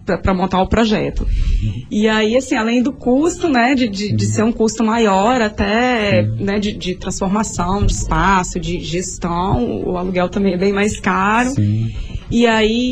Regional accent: Vitória, Espírito Santo, Brazil; sou nascida e criada em Jardim de Camburi

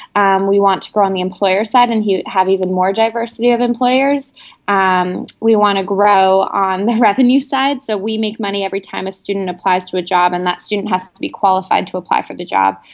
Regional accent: New York City, New York, United States; also born or lived in India; I'm from New York City originally

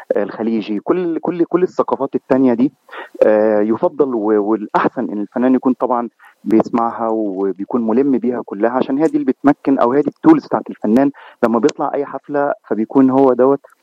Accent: Cairo, Cairo Governorate, Egypt; moved away as an adult; also born or lived in Gulf countries; now in United States; انا من مصر آه، من القاهره تحديدا

